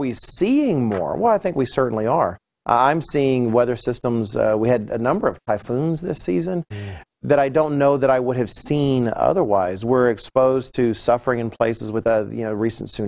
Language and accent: English; United States; I'm an American